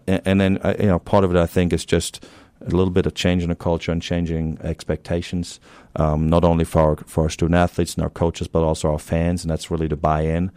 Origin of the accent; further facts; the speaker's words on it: Germany; accent: German; moved away as an adult; also born or lived in Tennessee, United States; now in Beaumont, United States; I'm originally from Germany, so you hear that German accent once in a while